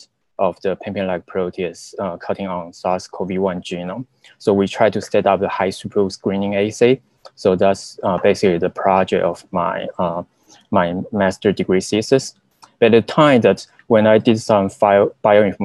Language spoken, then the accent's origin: English; Taiwan; moved away as an adult; now in United States; So I was from Taiwan, and during the college, I majored in zoology